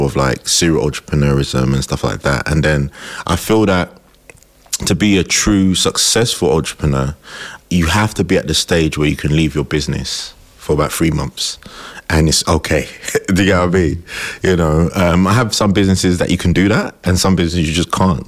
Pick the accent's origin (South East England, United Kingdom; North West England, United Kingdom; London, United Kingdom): London, United Kingdom; I grew up in Tottenham